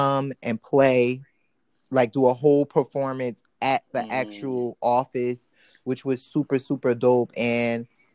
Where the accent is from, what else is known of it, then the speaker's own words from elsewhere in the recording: East Coast, United States; I grew up on the East Coast